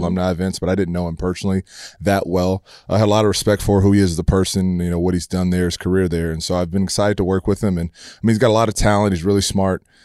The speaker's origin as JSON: {"language": "English", "town": "Humble", "region": "Texas", "country": "United States", "tie": "born or raised there", "said": "I grew up in Humble, Texas"}